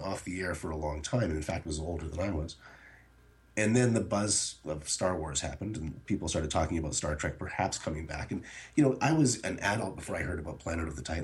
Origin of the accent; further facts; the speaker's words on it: Canada; But born and raised in Canada